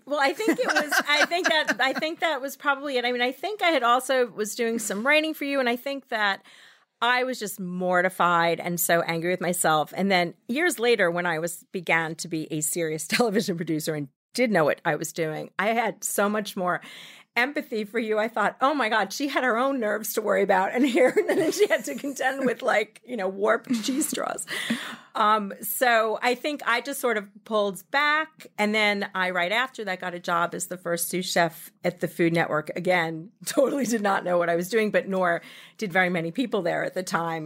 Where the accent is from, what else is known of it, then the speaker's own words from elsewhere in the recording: Massapequa, New York, United States; also born or lived in San Francisco; I grew up in Massapequa.